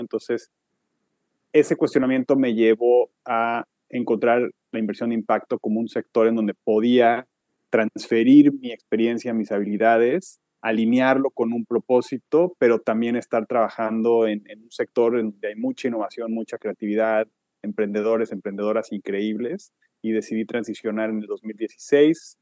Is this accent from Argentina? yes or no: no; Mexico; moved away as an adult; also born or lived in Switzerland; now in New York, United States; soy mexicano, aunque llevo muchos años viviendo fuera del país